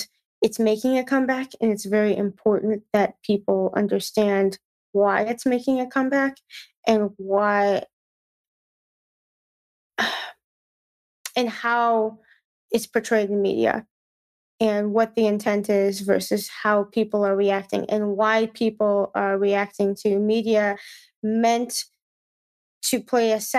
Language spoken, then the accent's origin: English; Midwest, United States; Growing up in the Midwest, everyone says you guys